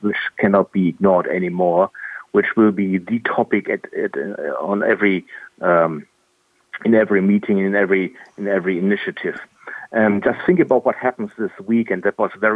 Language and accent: English; Germany; I'm from Germany